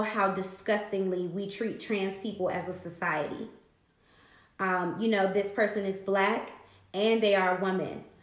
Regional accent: Washington, District of Columbia, United States; I'm from Southeast DC

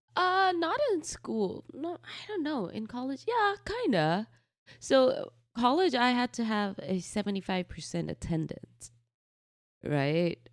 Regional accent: Faridabad, Haryana, India; also born or lived in New Delhi; now in United States; we moved to a city called Faridabad, which is about an hour, uh, from New Delhi. Um, and this is basically where I grew up

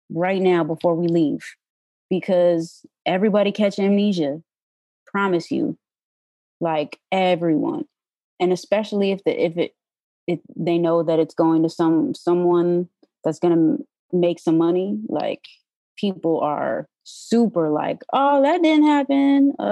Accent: New York, United States; I came from New York, so I didn't know anybody here.

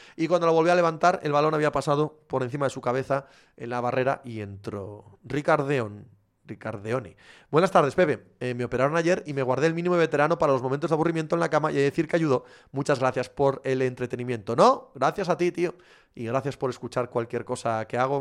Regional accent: southwest Asturias, Spain; Somos, los que somos de allí, de, del suroccidente de Asturias, somos un poco gallegos

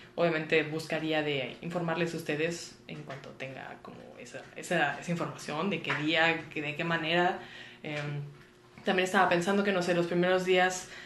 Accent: Monterrey, Nuevo León, Mexico; moved away as an adult; now in Mexico City, Mexico; yo soy regia, nací en Monterrey y toda la vida viví en Monterrey

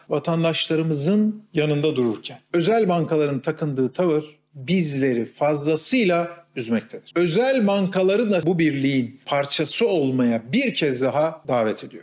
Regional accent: Kütahya, Turkey; Kütahya'dan, memleketimden

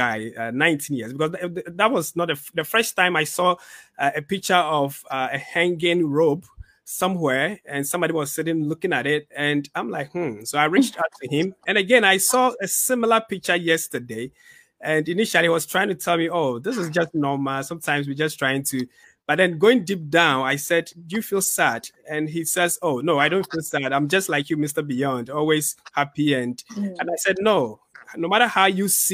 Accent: Ghana; moved away; growing up in Ghana

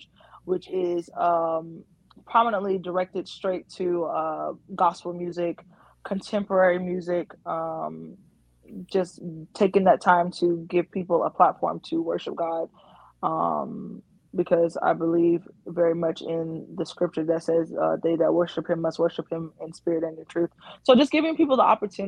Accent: North Carolina, United States; I'm born and raised in North Carolina.

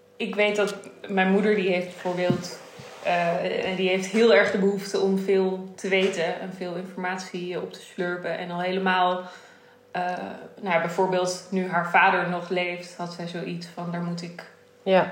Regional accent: Netherlands; is het Indisch zijn in Nederland. Dat is wie ik ben, waar ik vandaan kom

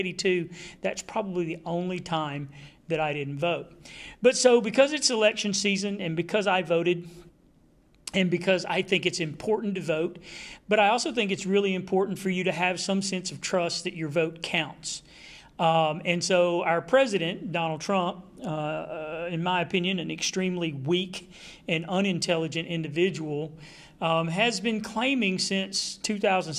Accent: Texas, United States; I'm from Texas

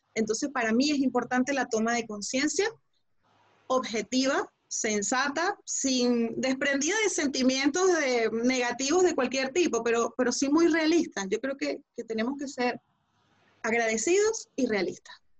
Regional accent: Venezuela; tenemos una madre en común que se llama Venezuela

